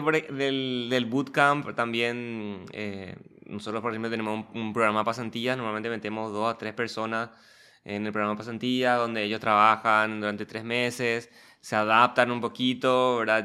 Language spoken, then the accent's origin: Spanish; Paraguay